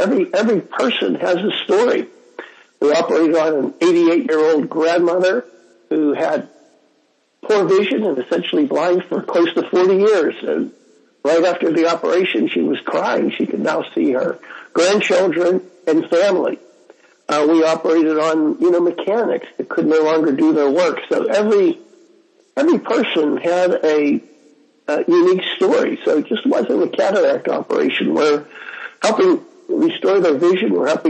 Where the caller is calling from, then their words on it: Jaipur, Rajasthan, India; I'm calling in from Jaipur, India on Skype